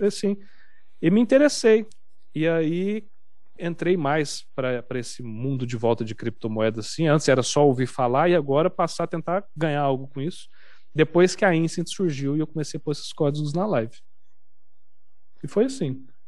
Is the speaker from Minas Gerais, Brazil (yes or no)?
yes; Uberaba, Minas Gerais, Brazil; moved away as an adult; now in São Paulo, Brazil; Eu sou de Uberaba, Minas Gerais